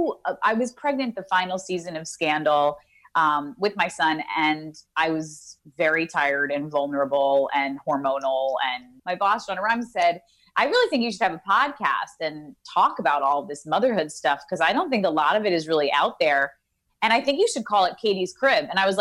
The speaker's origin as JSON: {"language": "English", "region": "New York", "country": "United States", "tie": "born or raised there", "lives_now": "Los Angeles, United States", "said": "I love New York. I'm born and raised in New York. I'm a New Yorker. My mother talks like this."}